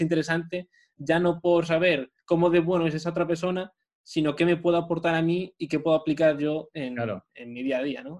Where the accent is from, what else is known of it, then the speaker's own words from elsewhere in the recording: Madrid, Community of Madrid, Spain; moved away; yo soy de Madrid, toda mi familia está en Madrid